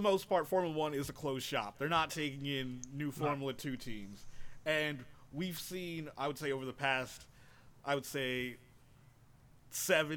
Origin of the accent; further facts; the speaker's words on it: New York, United States; being a New Yorker